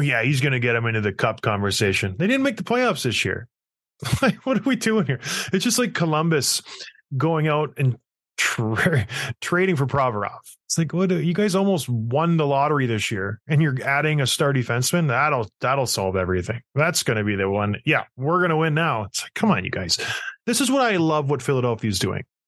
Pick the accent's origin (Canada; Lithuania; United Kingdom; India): Canada; St. Catharines, Ontario; Saint Catharines, my hometown